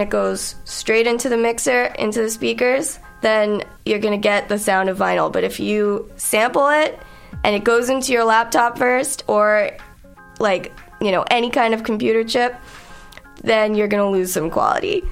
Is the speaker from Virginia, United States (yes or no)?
no; New York, United States; moved away as an adult; now in Montreal, Canada; I'm from New York